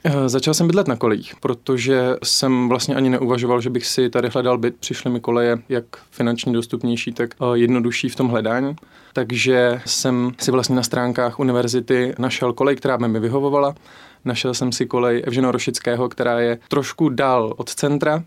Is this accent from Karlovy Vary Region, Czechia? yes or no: yes; Mariánské Lázně, Karlovy Vary Region, Czechia; moved away as an adult; also born or lived in Plzeň; now in Olomouc, Czech Republic; ze západu Čech, protože jsem z Maránských lázní